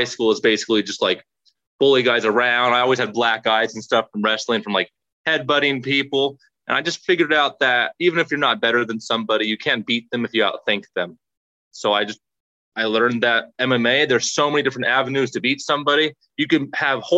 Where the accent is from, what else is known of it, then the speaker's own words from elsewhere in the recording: Las Vegas, Nevada, United States; I was born and raised in Las Vegas